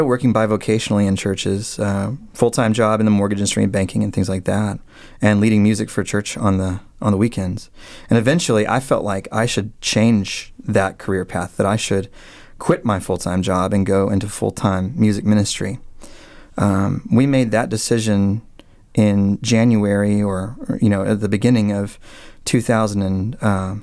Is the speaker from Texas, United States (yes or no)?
yes; Dallas, Texas, United States; moved away as an adult; now in Annapolis, United States; we moved from the Dallas area, which is where I'm from, all the way to Annapolis, Maryland